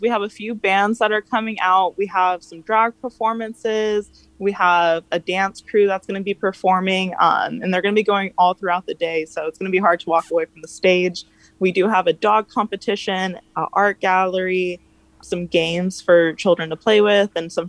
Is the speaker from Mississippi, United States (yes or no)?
no; Escondido, California, United States; Well, I grew up here in Escondido, and it definitely has always been very conservative.